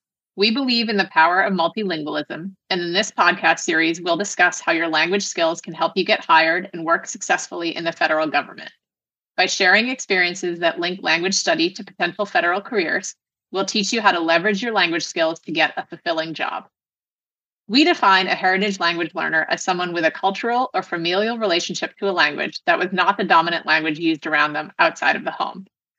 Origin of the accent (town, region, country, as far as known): United States; born or raised there